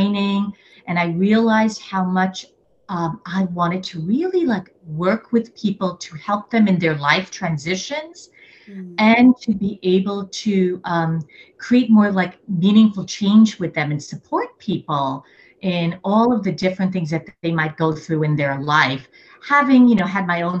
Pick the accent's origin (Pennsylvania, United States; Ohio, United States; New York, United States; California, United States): New York, United States; New York City; I am originally a New Yorker, a born and raised New Yorker, coming from an immigrant family